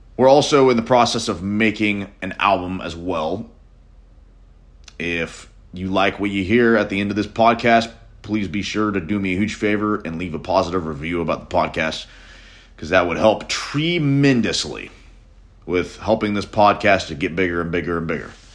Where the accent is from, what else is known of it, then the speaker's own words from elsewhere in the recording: Nashville, Tennessee, United States; I'm a musician from Nashville, Tennessee